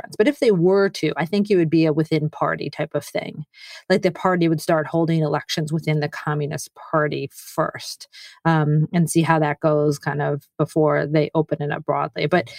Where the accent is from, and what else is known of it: United States